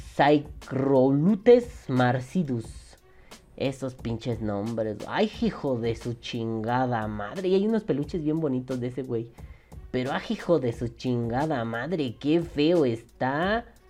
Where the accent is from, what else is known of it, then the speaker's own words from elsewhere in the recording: Mexico; Aquí en México